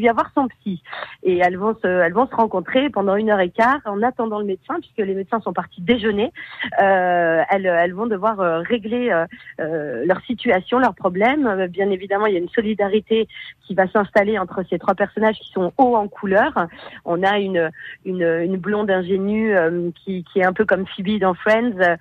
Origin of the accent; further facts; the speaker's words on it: Beaune, Bourgogne-Franche-Comté, France; moved away; je suis bourguignonne, je suis de Beaune